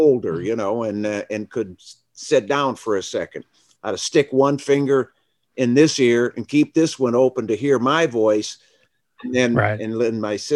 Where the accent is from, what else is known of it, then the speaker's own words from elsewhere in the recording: Flint, Michigan, United States; growing up in Flint, Michigan